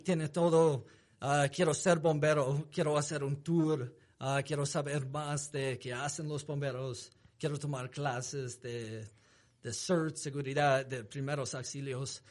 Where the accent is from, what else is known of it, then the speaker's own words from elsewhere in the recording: United States; accent: gringo; Spanish is a second language; also born or lived in Salt Lake City, Utah; tengo acento gringo bien fuerte